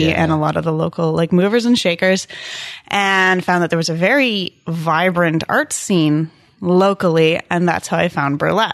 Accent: Montreal, Quebec, Canada; also born or lived in Markham, Ontario; now in Ottawa, Canada; I grew up in Montreal, but spent most of my teen years in the giant metropolis of Markham.

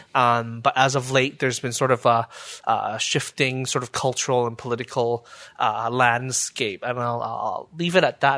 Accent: Burnaby, British Columbia, Canada; now in Ottawa, Canada; when I was growing up in Burnaby

